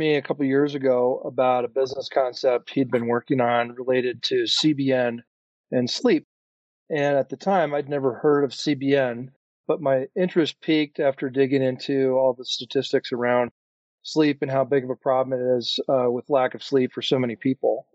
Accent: Minnesota, United States; now in Colorado, United States; I grew up in Minnesota, but have been living in Colorado since 1995

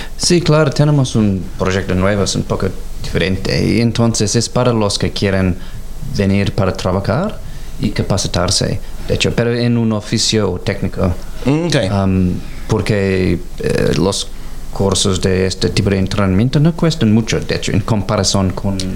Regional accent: Canberra, Australian Capital Territory, Australia; also born or lived in Mexico; Soy de Canberra

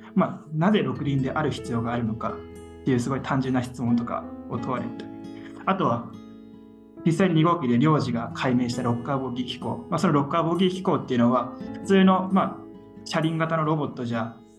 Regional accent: Tohoku, Japan; 東北僕も東北出身ということで

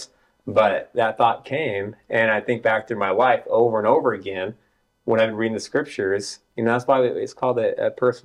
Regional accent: Salt Lake City, Utah, United States; also born or lived in Logan, Utah / Providence, Utah / Cache Valley, Utah; here in the Cove is where I lived from first grade up until sixth grade

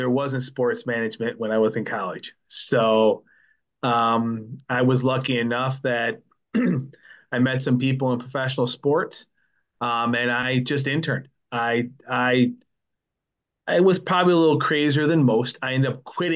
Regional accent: near Lake Erie, Buffalo area, New York, United States; I grew up near Lake Erie. Now I'm over by Lake Ontario

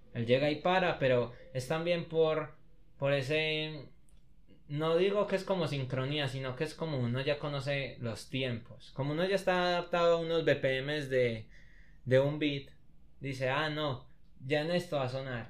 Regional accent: Copacabana, Antioquia, Colombia; yo soy de Copa

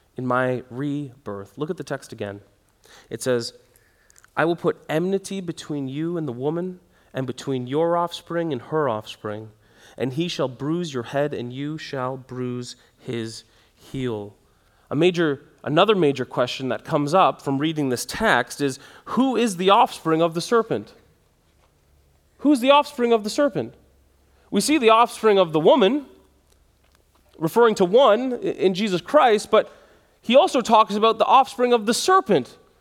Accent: Canada

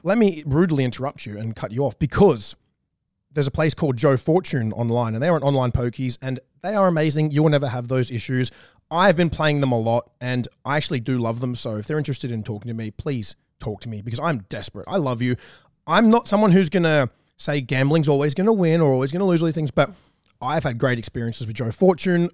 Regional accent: about an hour from Newcastle, New South Wales, Australia; we are from the same, pretty much the same hometown. I grew up about an hour away from her, but we've both lived in the same town of Newcastle

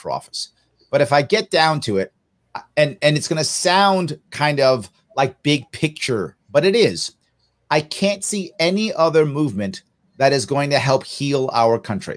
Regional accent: New York, United States; my state of New York

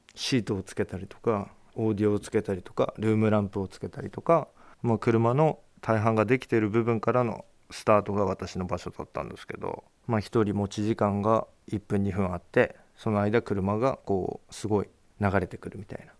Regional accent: Japan; 私は現在三十四歳。北方町の上郷というところの出身です

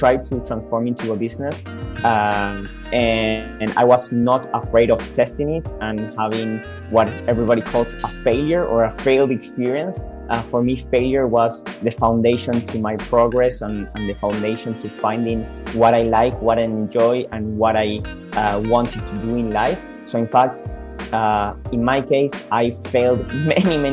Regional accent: Argentina; moved away as an adult; now in Australia; mostly back in Argentina, my home country, but also here in Australia, since I've been living here for the last 4 years

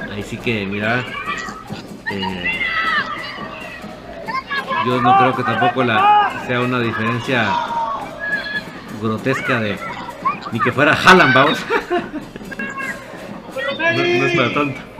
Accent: Quetzaltenango, Guatemala; born there; Nací en Chela pero toda mi vida he sido algo.

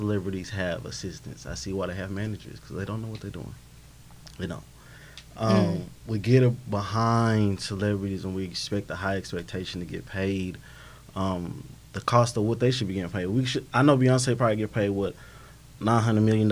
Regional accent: Riverside, California, United States; now in Texas, United States; I'm from Riverside, California

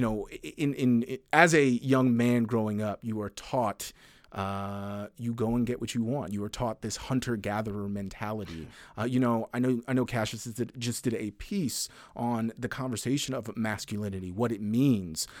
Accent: the South, United States; I grew up in the South

